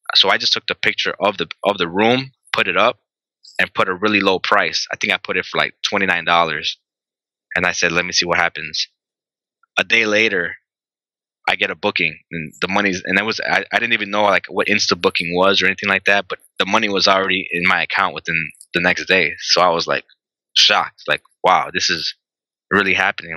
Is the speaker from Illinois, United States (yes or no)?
yes; Chicago, Illinois, United States; I'm pretty much born and raised here